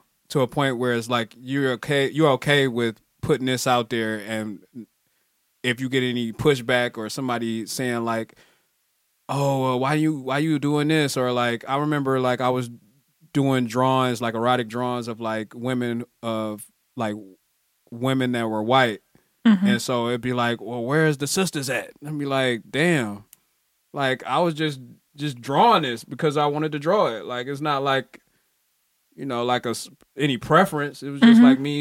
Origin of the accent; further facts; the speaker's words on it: Detroit, Michigan, United States; I'm from Detroit. I'm from the east side. I'm from the east side, and then I was moved to the west side in my teenage years